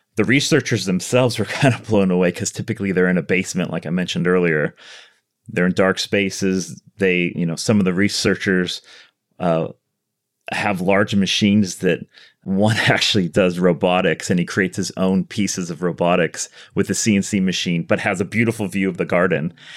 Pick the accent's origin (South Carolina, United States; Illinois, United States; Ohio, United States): Illinois, United States; Chicago; moved away as an adult; now in Los Angeles, United States; I was born in Chicago. Um, so I grew up okay. in Chicago